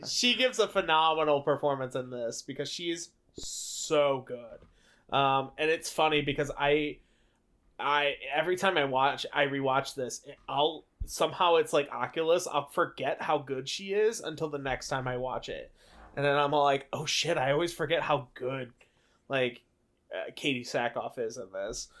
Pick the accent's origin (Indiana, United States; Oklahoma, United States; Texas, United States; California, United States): Indiana, United States; we're from Indiana